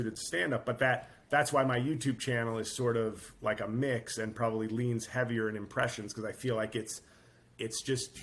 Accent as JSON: {"language": "English", "region": "New York", "country": "United States", "tie": "born or raised there", "said": "I grew up in New York"}